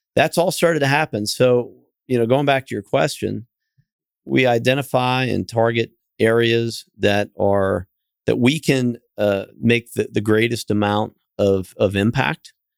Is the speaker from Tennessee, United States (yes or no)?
no; Kansas City, Missouri, United States; moved away; also born or lived in Fort Lauderdale, Florida; I'm from Kansas City, and, uh, originally went to school at University of Missouri and, and moved back to Kansas City.